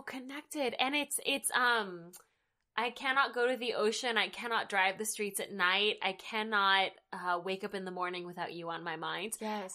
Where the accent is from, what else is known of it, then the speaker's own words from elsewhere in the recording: the South, United States; I'm from the South.